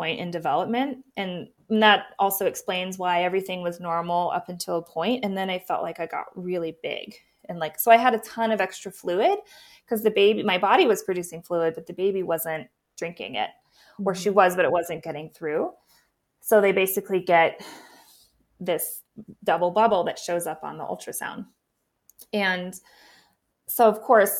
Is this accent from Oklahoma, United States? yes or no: no; Missoula, Montana, United States; now in Bozeman, United States; I'm from Missoula